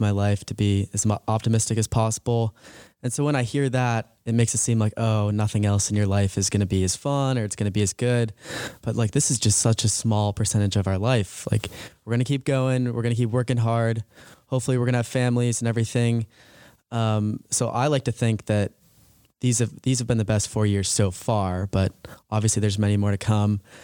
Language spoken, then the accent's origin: English; Medfield, Massachusetts, United States; moved away as an adult; also born or lived in High Point, North Carolina; I'm from Medfield, Massachusetts. It's about twenty-five minutes outside the city. I love growing up there